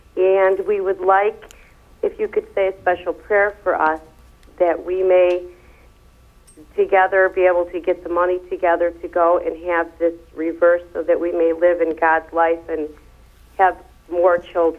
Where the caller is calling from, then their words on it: Cleveland, Ohio, United States; Cleveland, Ohio.